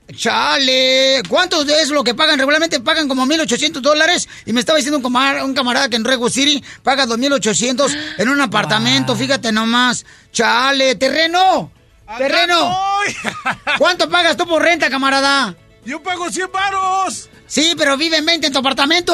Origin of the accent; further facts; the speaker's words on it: Mexico; now in United States; somos mexicanos